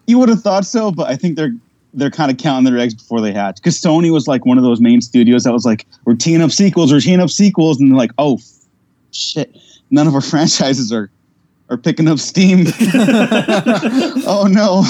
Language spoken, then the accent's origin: English; United States; I, am Mexican, but i I was born in America